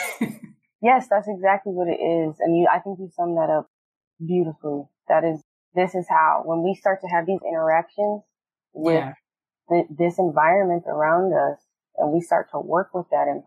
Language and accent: English; Detroit, Michigan, United States; we're from Detroit